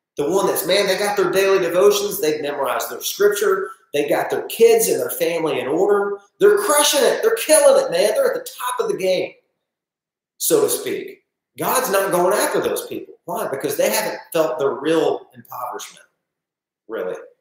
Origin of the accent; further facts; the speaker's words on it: Northeast Arkansas, United States; I'm just from Northeast Arkansas